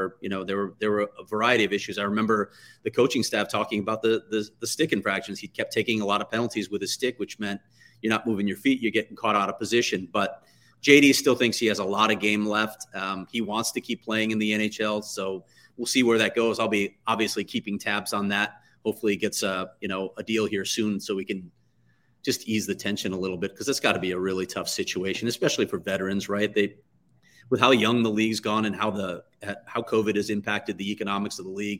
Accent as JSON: {"language": "English", "town": "Chicago", "region": "Illinois", "country": "United States", "tie": "born or raised there", "said": "as most people know by now, I grew up in Chicago."}